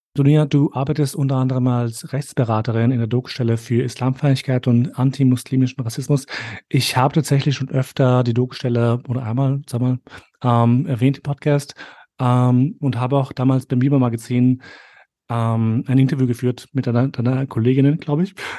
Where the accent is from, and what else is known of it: Austria